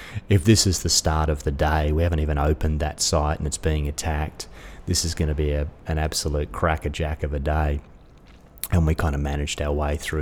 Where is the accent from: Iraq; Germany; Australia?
Australia; also born or lived in Dubai; As an Australian